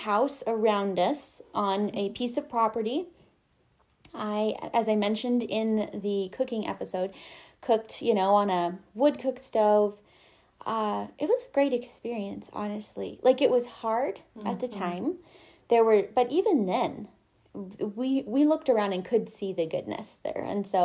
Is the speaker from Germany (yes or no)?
no; Montana, United States; also born or lived in Arizona; I, as Jessica mentioned, was born and raised in Montana